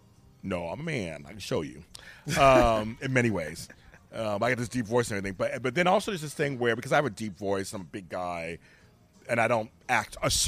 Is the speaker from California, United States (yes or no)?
yes; Inglewood, California, United States; I was growing up in South Central Los Angeles in Inglewood.